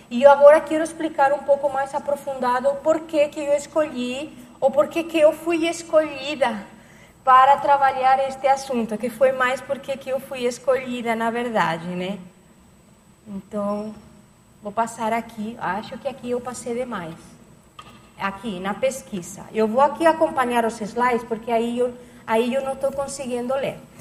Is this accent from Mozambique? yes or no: no; Barcelona, Catalonia, Spain; Portuguese is a second language; moved away as an adult; now in Foz do Iguaçu, Brazil; comecei em Barcelona, que é a minha, a minha terra, onde eu nasci, na Catalunha, na Espanha